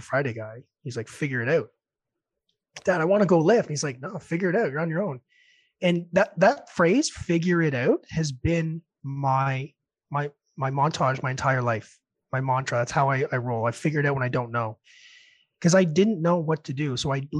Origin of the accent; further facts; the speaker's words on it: Red Deer, Alberta, Canada; born there; I was born in Red Deer, by the way, down the road.